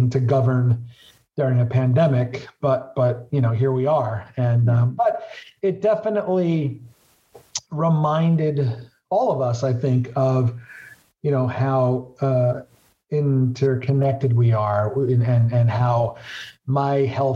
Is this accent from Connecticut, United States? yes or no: no; New York City, New York, United States; I represent the neighborhoods where I grew up in Southwest Brooklyn